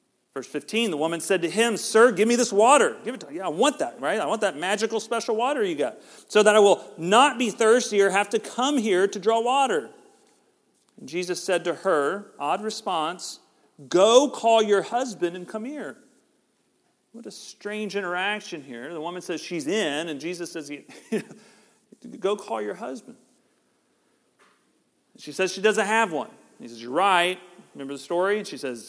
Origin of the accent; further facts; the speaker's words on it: Georgia, United States; We're from Georgia